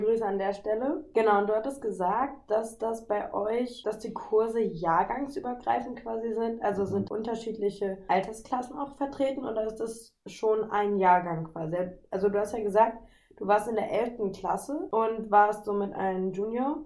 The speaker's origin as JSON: {"language": "German", "town": "Nordheim", "country": "Germany", "tie": "born or raised there", "moved": "yes", "said": "ich melde mich aus Nordheim, meiner Geburtsstadt"}